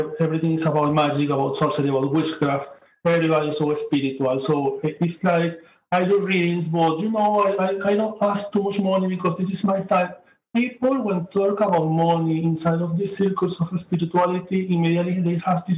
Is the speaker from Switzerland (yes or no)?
no; Venezuela; moved away as an adult; now in New York, United States; I come from Venezuela. I'm living now in New York, but I work in Amazon, Venezuela. I have 6 years living here.